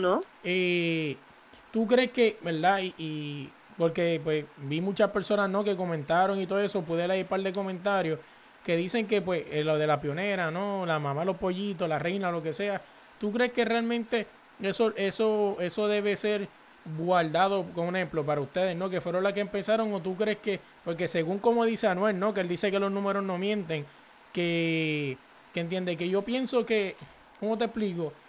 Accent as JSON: {"language": "Spanish", "town": "San Juan", "country": "Puerto Rico", "tie": "born or raised there", "moved": "yes", "said": "donde yo me crié, donde practiqué esto ya no existían, canchas donde practiqué en la high school, yo soy de Manuela Pérez"}